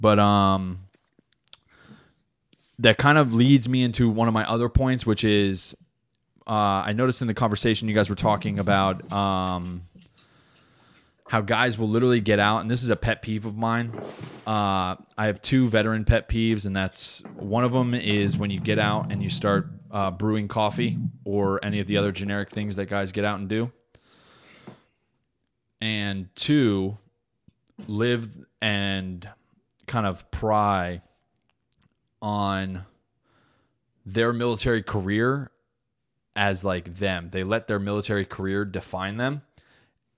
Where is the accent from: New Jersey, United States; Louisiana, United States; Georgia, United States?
New Jersey, United States; moved away; I'm from Jersey